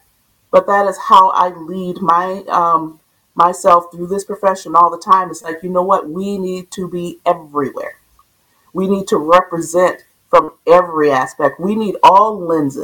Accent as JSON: {"language": "English", "town": "Minneapolis", "region": "Minnesota", "country": "United States", "tie": "born or raised there", "said": "I grew up in South Minneapolis."}